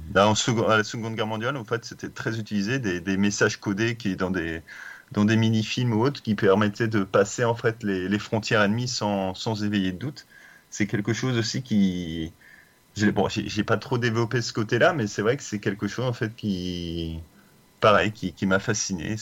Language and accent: French; Brittany, France; je suis breton